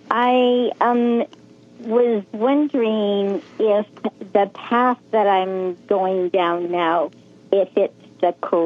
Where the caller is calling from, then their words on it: Bay Area, California, United States; I'm calling from the Bay Area in California.